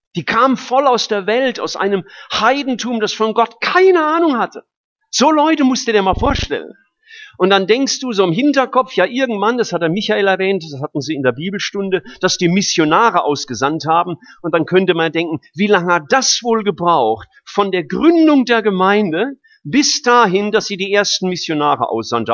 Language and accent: German; Rhineland-Palatinate, Germany; now in Stuttgart, Germany; gerade in der Pfalz. Freue mich ja immer, in meine Heimat zu kommen.